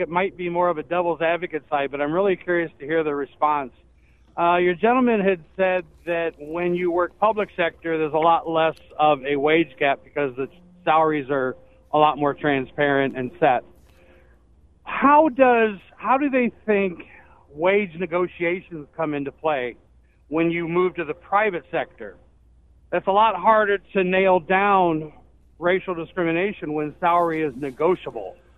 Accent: St. Louis, Missouri, United States; I'm a truck driver. I'm from Saint Louis

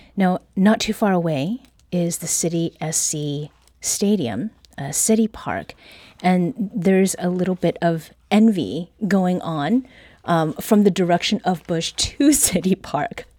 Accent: Ontario, Canada; moved away; I used to have did mow grass as a kid growing up in Ontario

